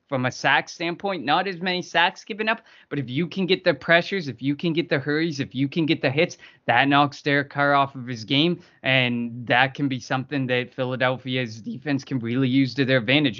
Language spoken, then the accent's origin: English; Canada; me as a Canadian